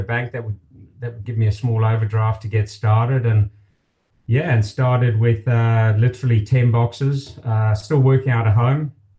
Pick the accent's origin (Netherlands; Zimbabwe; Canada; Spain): Zimbabwe; moved away as an adult; also born or lived in Melbourne, Australia; now in Australia; I was born and raised in Zimbabwe, and had a wonderful upbringing there. It was and is a beautiful country. My father was with Shell Oil Company and was transferred to Australia.